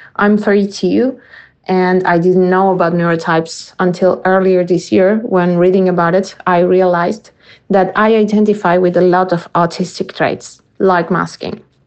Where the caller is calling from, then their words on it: Argentina; I'm calling from Argentina